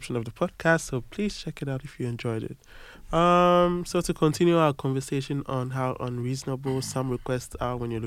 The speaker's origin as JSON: {"language": "English", "area": "a town near Accra", "region": "Greater Accra", "country": "Ghana", "moved": "as an adult", "lives_now": "Paris, France", "said": "I am from Ghana. I'm from a town in the armpit of Accra"}